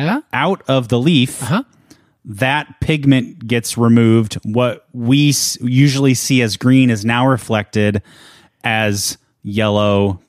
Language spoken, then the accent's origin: English; Pinehurst, North Carolina, United States; I grew up in the Sand Hills region of North Carolina.